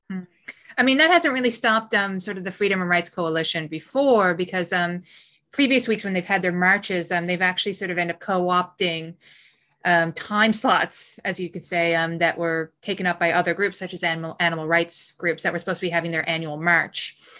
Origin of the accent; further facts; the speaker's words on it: Gander, Newfoundland and Labrador, Canada; now in New Zealand; I grew up in a small eastern province in Canada called Newfoundland. And in particular, I, um, spent a lot of formative years in a military town called Gander.